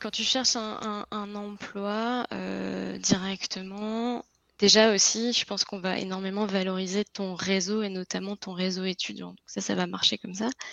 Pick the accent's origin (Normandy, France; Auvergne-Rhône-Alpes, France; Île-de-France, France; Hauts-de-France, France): Hauts-de-France, France; Lille; accent: French; moved away as an adult; now in Quebec, Canada; je suis de France et euh, plus précisément de Lille, donc c'est le nord de la France, près de la Belgique